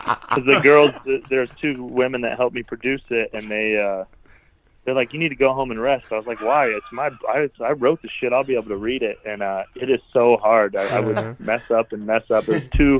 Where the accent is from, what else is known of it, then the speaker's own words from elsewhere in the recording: Cheyenne, Wyoming, United States; now in Denver, United States; I'm doing a big show in Cheyenne, Wyoming. I just that's my hometown.